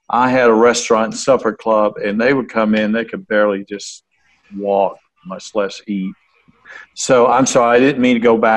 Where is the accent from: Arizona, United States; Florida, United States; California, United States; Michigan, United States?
Florida, United States; I grew up in Florida.